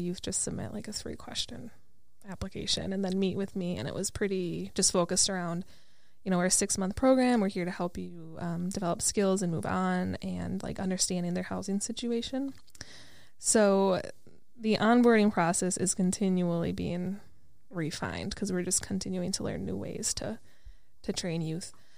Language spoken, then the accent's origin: English; Wisconsin, United States; now in Minneapolis, United States; I'm from Wisconsin